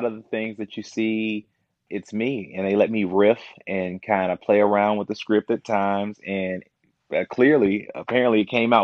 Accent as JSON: {"language": "English", "town": "Kankakee", "region": "Illinois", "country": "United States", "tie": "born or raised there", "also_born_or_lived": "Momence, Illinois", "lives_now": "Chicago, United States", "said": "I'm from Kankakee, Illinois. So I was raised in Kankakee. I went to Kankakee High School"}